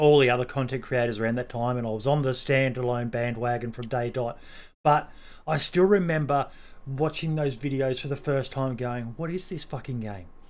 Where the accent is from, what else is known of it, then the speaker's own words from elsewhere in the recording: Australia; being an Australian.